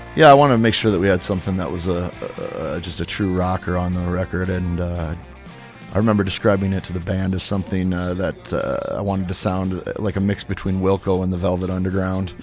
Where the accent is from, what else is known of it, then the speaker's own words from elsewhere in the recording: Madison, South Dakota, United States; now in Sioux Falls, United States; when I moved to Sioux Falls, uh, from my hometown of Madison.